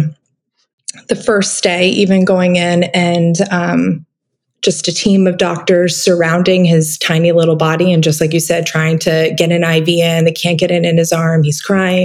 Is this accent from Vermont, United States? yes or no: yes; Vermont, United States; I grew up in Vermont